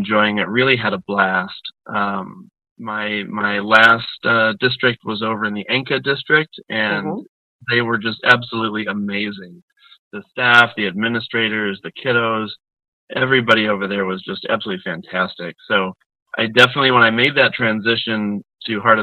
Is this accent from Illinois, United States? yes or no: no; Niagara Falls, New York, United States; now in Asheville, United States; I grew up in Western New York, up in the Niagara Falls area, and we moved down to Asheville in 96